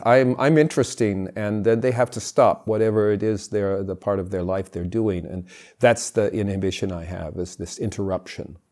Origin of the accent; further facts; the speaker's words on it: California, United States; I grew up in California